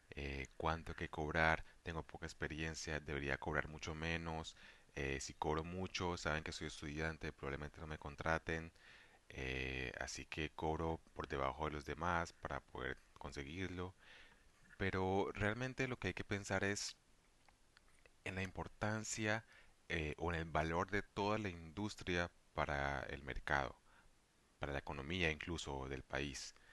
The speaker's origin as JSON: {"language": "Spanish", "region": "Valle del Cauca", "country": "Colombia", "said": "soy policista vallecaucano"}